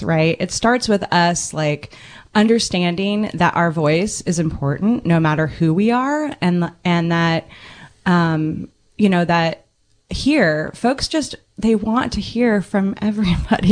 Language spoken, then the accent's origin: English; Indianapolis, Indiana, United States; also born or lived in San Francisco, California; now in Ukiah, United States; grew up in Indianapolis, Indiana, which is a huge capital city